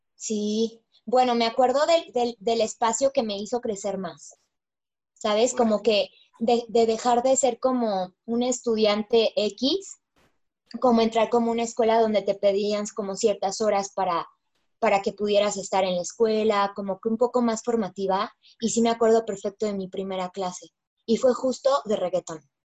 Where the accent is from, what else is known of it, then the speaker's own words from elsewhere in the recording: Mexico; mi sueño como mexicana bailarina